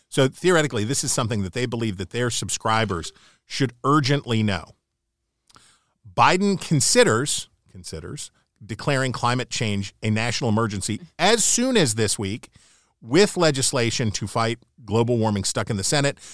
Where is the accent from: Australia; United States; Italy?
United States; Upper Ohio Valley; I grew up in the Upper Ohio Valley.